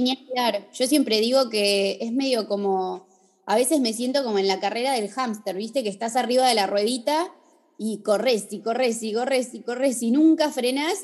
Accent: Bariloche, Río Negro, Argentina; moved away as an adult; now in Buenos Aires, Argentina; soy de Bariloche, vivo en Buenos Aires hace 12

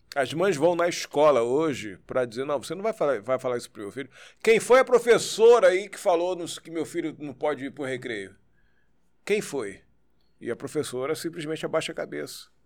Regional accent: Niterói, Rio de Janeiro, Brazil; Eu nasci ali? aqui no Rio, mas eu, eu sou de Niterói. Fui, fui morar em Niterói muito pequenininho.

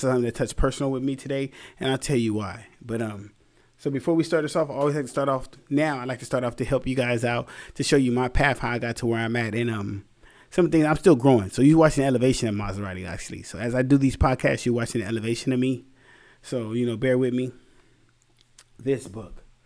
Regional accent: Anaheim, California, United States; also born or lived in Santa Ana, California; I'm from Santa Ana and Anaheim

